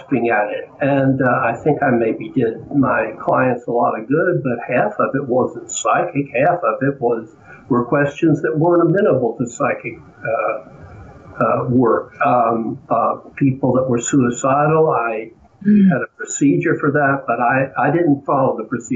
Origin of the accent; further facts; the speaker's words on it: Georgia, United States; accent: Southern; I was born in Georgia, raised in Georgia